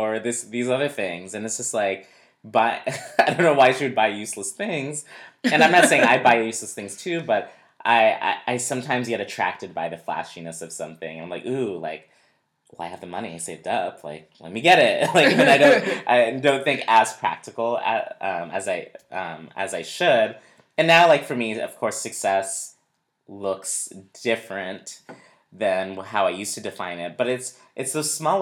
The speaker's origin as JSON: {"language": "English", "region": "New Hampshire", "country": "United States", "tie": "born or raised there", "said": "I grew up in New Hampshire, very white, predominantly white community"}